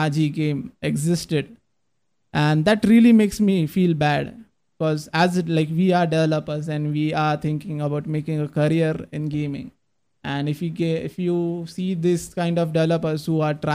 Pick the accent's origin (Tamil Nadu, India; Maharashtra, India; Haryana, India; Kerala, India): Maharashtra, India; Pune; my hometown Pune